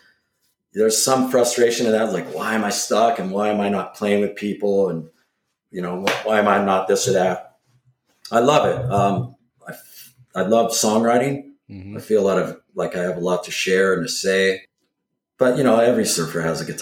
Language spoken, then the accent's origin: English; Cambria, California, United States; also born or lived in Malibu, California / Ventura, California; now in Mendocino, United States; growing up in Cambria, which was another tourist destination